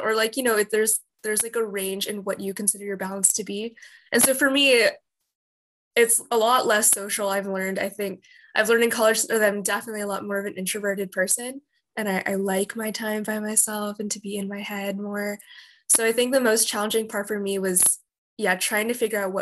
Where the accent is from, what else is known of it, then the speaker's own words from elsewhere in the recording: Southern California, United States; moved away as an adult; now in San Francisco, United States; I'm not from like the Bay Area, I'm from Southern California